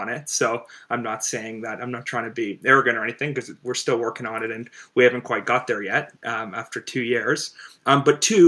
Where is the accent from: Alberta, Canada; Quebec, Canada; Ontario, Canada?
Ontario, Canada; Toronto; I'm from Toronto. I grew up loving gaming and loving sports.